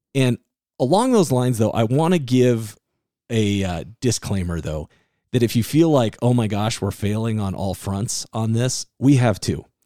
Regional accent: Iowa, United States; growing up in Iowa

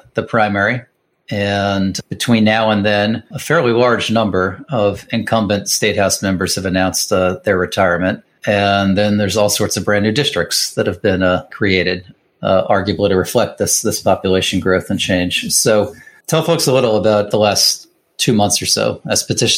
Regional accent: Allentown, Pennsylvania, United States; born or raised there

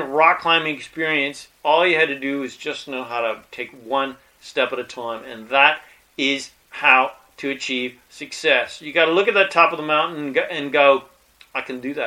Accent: Colorado, United States; I was born in Colorado in the mountains

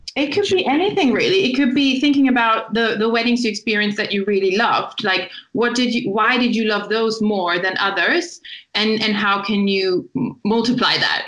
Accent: Germany; moved away as an adult; also born or lived in Italy; now in Brighton, United Kingdom; I was born in Italy and um, I have an Italian family, but I grew up in Germany. Um, and I lived in Germany my whole life until about three years ago when I moved to Brighton.

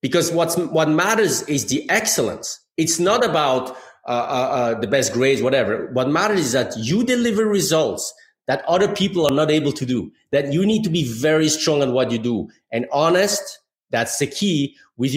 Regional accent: Geneva, Switzerland; moved away as an adult; now in Michigan, United States; I grew up in Geneva, Switzerland

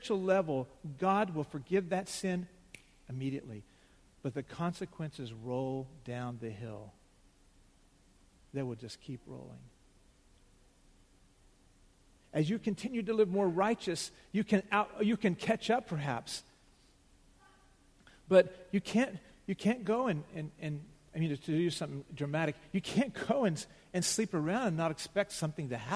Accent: United States; we as American Christians

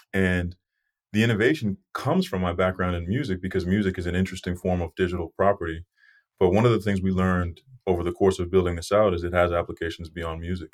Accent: Brockton, Massachusetts, United States; I grew up in Brockton, Massachusetts, right outside of Boston

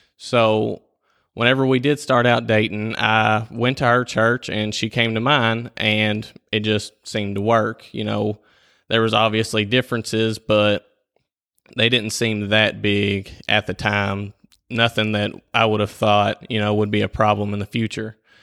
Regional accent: Whitesville, United States; I was born and raised here in Whitesville.

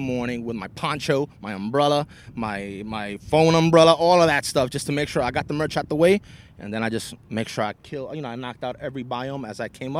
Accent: New York City, New York, United States; I'm from New York City.

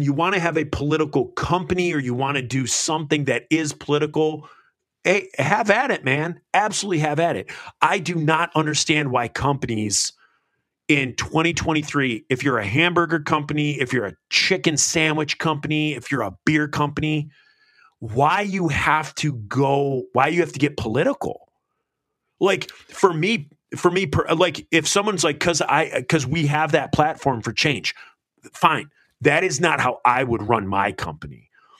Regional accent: United States; I'm American. We go to violence first.

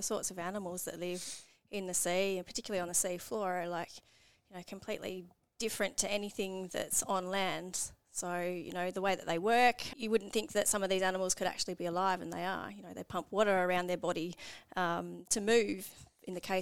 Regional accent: Sydney, New South Wales, Australia; I grew up in Sydney, about an hour away from the ocean

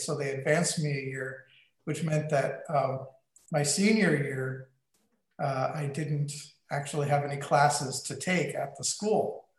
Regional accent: St. Louis, Missouri, United States; also born or lived in Texas / North Dakota / Wyoming; So Grand Forks, North Dakota, and Cheyenne, Wyoming. Now I went to high school in St. Louis

